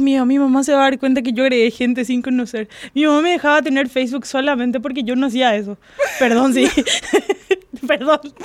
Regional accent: Fernando de la Mora, Central, Paraguay; yo soy Fernando de la Mora

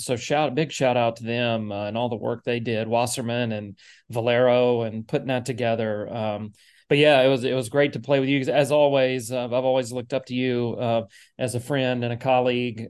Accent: Nashville, Tennessee, United States; moved away; I grew up in Nashville.

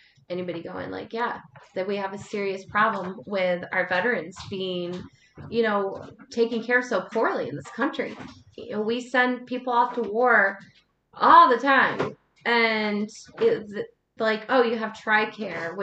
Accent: North Carolina, United States; I grew up in North Carolina and really close to military base

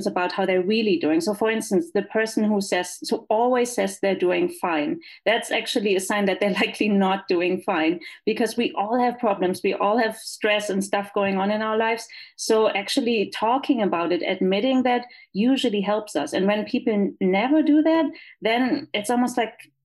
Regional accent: Germany; English is a second language; moved away as an adult; also born or lived in Los Angeles, United States; now in El Paso, United States; as you can tell from my accent, I am not from here. I'm from Germany.

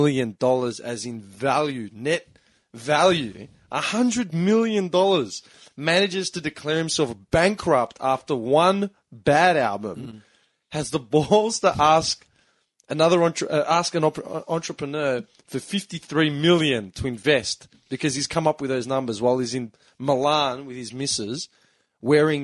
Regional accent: Melbourne, Victoria, Australia; We are three fuckwits from Melbourne

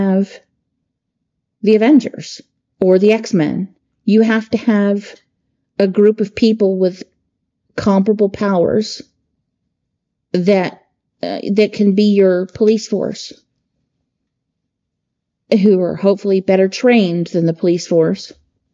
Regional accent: United States

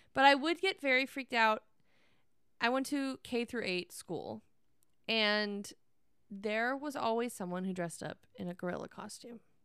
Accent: Northern California, United States; growing up in Northern California

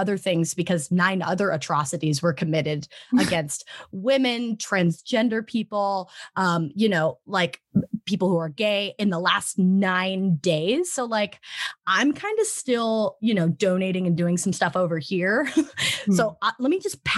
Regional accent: Arizona, United States; moved away; also born or lived in Las Vegas, Nevada; I grew up in Arizona, which is pretty red

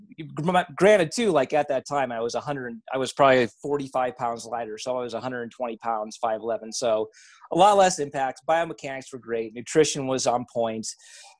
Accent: Iowa, United States; I'm a hick from Iowa

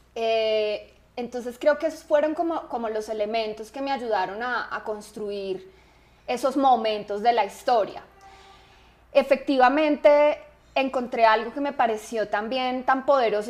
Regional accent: Manizales, Caldas, Colombia; yo nací en Manizales, también una ciudad muy diferente a Bogotá

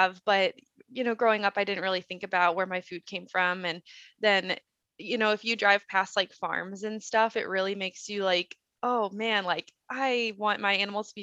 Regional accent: Midwest, United States; now in Idaho, United States; I think we live in Idaho and it's very dry climate here compared to where I grew up in the Midwest.

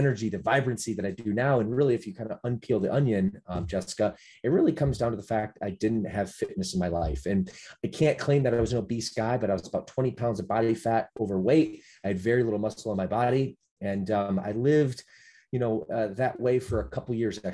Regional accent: Midwest, United States; I'm just a normal guy growing up in the Midwest

